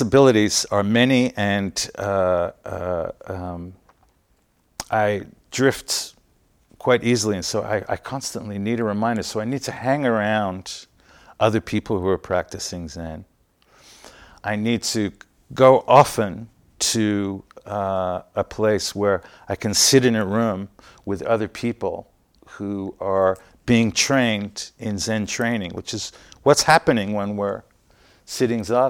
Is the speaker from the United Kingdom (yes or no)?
yes; London, United Kingdom; also born or lived in Utah, United States; now in San Francisco, United States; I grew up in England